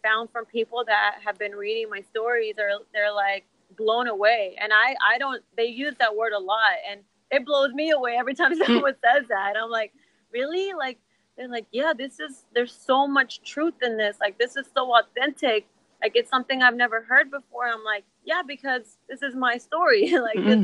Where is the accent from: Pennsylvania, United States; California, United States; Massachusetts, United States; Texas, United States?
Texas, United States; my family growing up in Texas, first generation Mexican-Americans